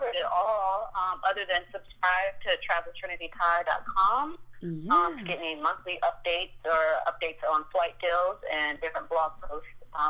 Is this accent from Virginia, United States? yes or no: yes; Virginia, United States; growing up in Virginia